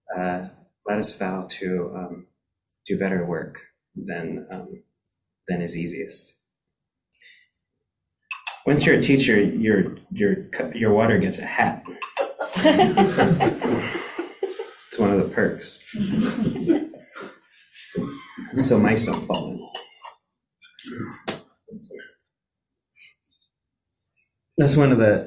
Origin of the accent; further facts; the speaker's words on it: King City, California, United States; born or raised there; also born or lived in Monterey, California